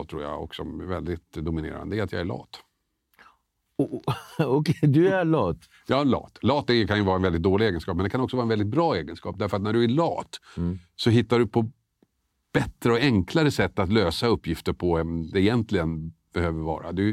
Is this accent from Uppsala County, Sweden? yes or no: no; Tumba, Stockholm County, Sweden; alltså jag växte upp i Tumba. Bodde i Storvreten bland annat, som numera är ett utsatt område.